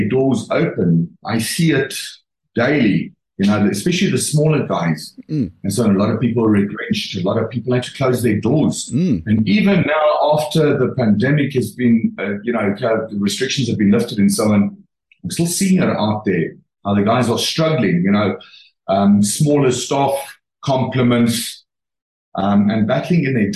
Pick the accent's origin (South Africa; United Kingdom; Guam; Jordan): South Africa; we are proudly South African